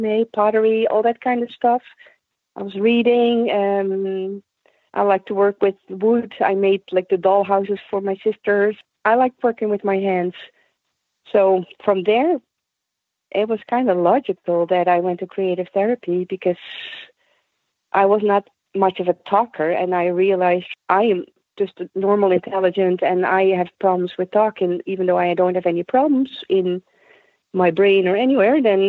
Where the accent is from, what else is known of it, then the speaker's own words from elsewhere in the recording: small towns around Eindhoven, North Brabant, Netherlands; moved away as an adult; now in United States; I grew up in small towns around the city of Eindhoven